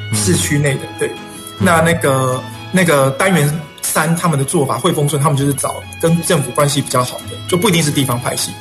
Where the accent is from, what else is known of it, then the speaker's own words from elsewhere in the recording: Changhua, Changhua County, Taiwan; also born or lived in Taichung; 我是彰化人彰化人彰化市，嗯，然后后来嗯。在台中念书